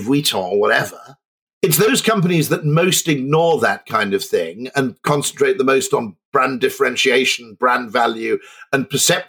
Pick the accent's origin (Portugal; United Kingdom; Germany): United Kingdom; I'm not German, I'm a Brit